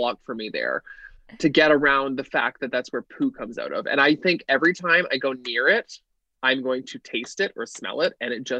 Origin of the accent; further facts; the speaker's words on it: Toronto, Ontario, Canada; now in Los Angeles, United States; I'm from Toronto. I currently live in Los Angeles.